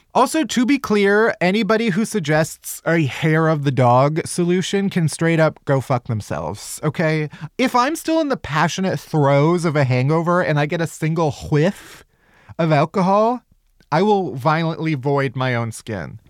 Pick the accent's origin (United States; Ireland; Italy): United States; Chicago, Illinois; I'm from Chicago